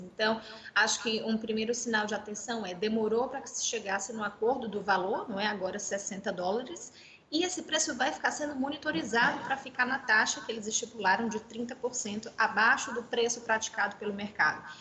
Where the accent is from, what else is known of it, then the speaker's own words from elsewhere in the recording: Fortaleza, Ceará, Brazil; moved away; eu estou em Fortaleza, que é, a minha, que é a minha cidade natal, no Ceará